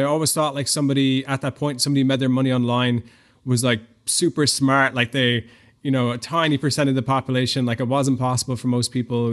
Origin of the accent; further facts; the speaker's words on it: Ireland; moved away as an adult; I'm from Ireland. I grew up, uh, in a pretty normal Irish family.